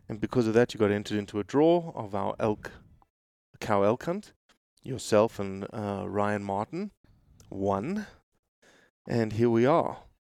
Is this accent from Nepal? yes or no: no; South Africa; now in Memphis, United States; the South African